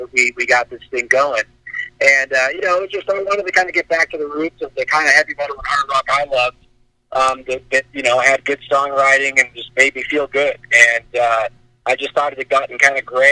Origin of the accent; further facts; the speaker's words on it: Sonoma County, California, United States; now in Los Angeles, United States; I'm from Sonoma County